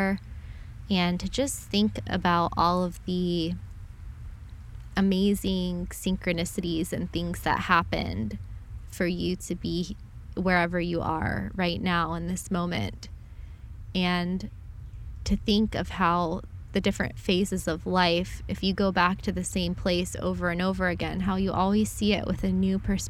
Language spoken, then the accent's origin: English; Southeast Florida, United States; I'm from Florida. I grew up here